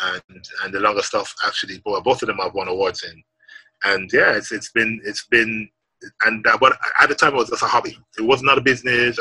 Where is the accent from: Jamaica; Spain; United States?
Jamaica; growing up in Jamaica and, and growing up as a, as a young man into becoming a man